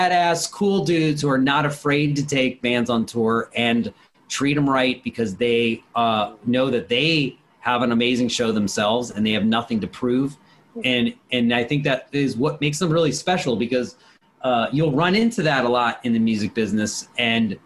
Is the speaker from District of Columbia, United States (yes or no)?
yes; Washington, District of Columbia, United States; I'm from Washington, D.C. I grew up around it